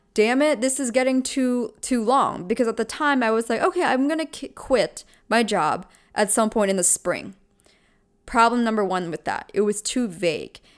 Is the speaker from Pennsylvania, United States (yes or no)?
yes; Pennsylvania, United States; I'm from Pennsylvania